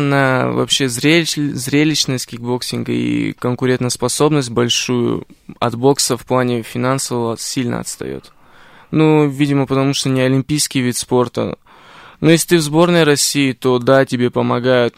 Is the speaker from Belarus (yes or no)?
no; Tbilisi, Georgia; moved away; моя семья не из Армении, мы по национальности армяне, но мы из Тбилиси, как бы из Грузии